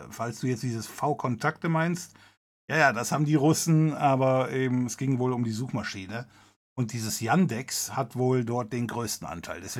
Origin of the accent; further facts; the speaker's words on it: West Germany, Germany; aber es hieß damals, weil ich komme aus Westdeutschland